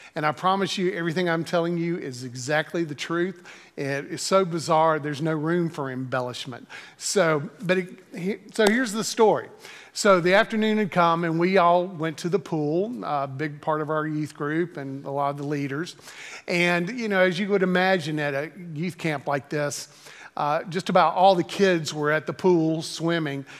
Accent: Greensboro, North Carolina, United States; I had the opportunity to serve in my home church in Greensboro, North Carolina. Um, I, eh, had grown up in this church and, uh, graduated from the university that was in my hometown.

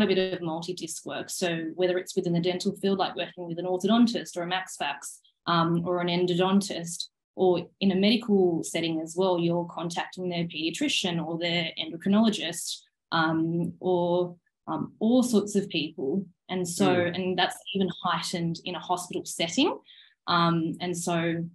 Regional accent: Sydney, New South Wales, Australia; moved away as an adult; also born or lived in Queensland; I'm from Sydney, even though I studied in Queensland, I'd come to Sydney during my uni holidays

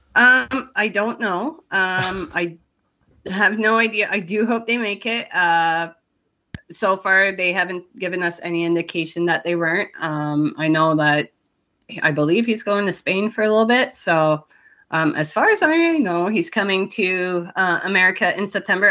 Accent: Canada; I'm from Canada

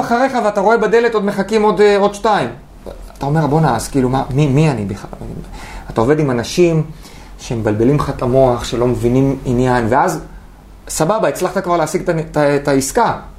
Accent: Haifa, Haifa District, Israel; בחיפה, גדלתי באדר

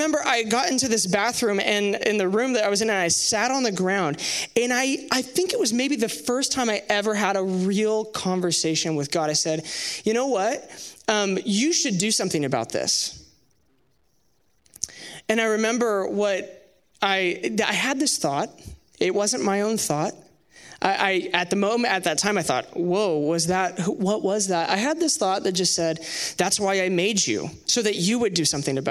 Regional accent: Sherwood, Oregon, United States; I grew up in Sherwood, just down the street from here

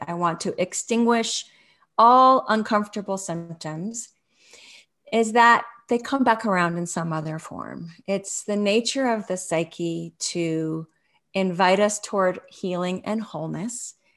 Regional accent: Los Angeles, California, United States; moved away; where I grew up in Los Angeles

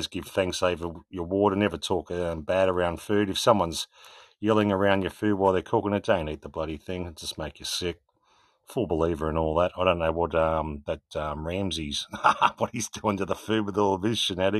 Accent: Australia; I come from Australia

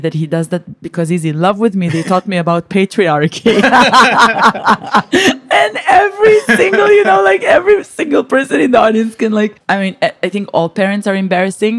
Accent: Israel; English is a second language

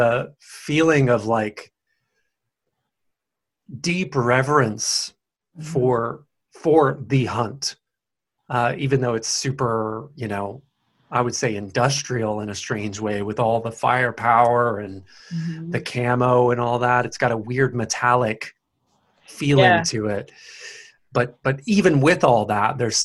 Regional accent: Tennessee, United States; moved away; from the South originally, from Tennessee

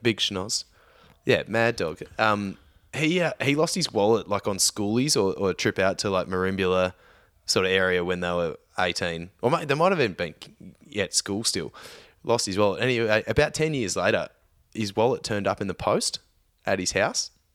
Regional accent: Victoria, Australia; I grew up in Victoria

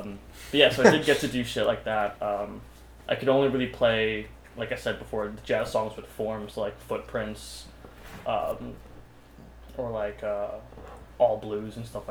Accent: Yonkers, New York, United States; I'm from Yonkers

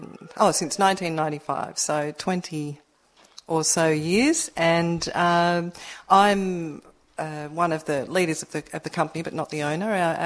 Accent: Narrabeen, New South Wales, Australia; I live in Narrabeen, born and bred.

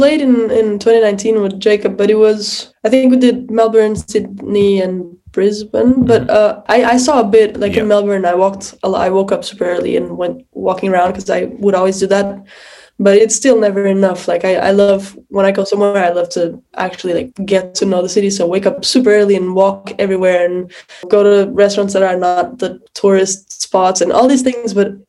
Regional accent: Lisbon, Portugal; moved away as an adult; also born or lived in Boston; I was born in Lisbon, yes.

